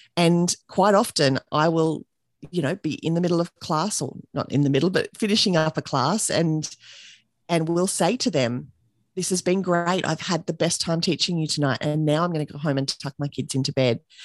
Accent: Australia; accent: Australian; I'm here in Australia, and you can probably tell that from my accent already

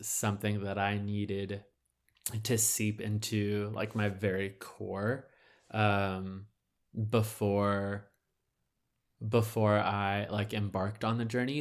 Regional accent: Southern California, United States; I was born in Southern California

